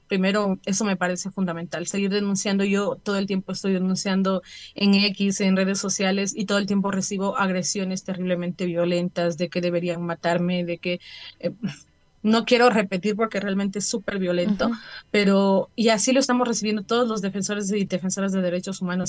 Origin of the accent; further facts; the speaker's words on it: Ecuador; como familias y como ecuatorianos